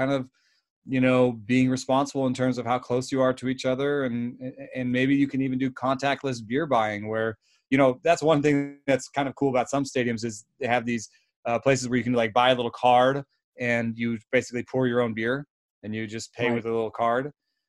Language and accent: English; Germany; also born or lived in Jamaica; now in United States; my story is that I was born in Jamaica to German parents, lived in Germany, and came to America.